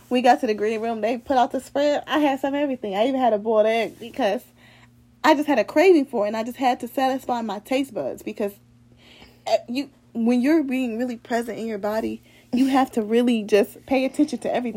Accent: Cleveland, Ohio, United States; I'm from Cleveland

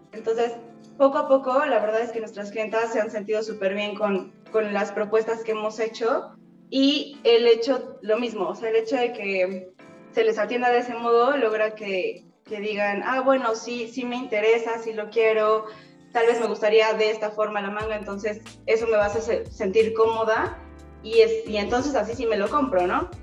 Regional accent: Mexico; como mexicanos

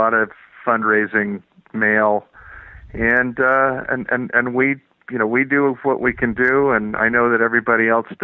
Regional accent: California, United States; I'm from California

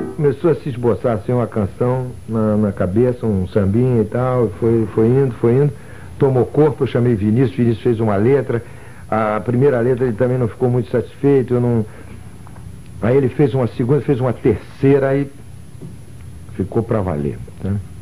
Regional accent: Rio de Janeiro, Brazil; born or raised there

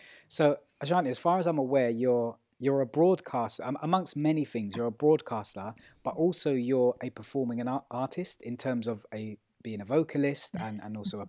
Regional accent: London, United Kingdom; Yeah, I'm in Stratford. Yeah, we grew up in Stratford.

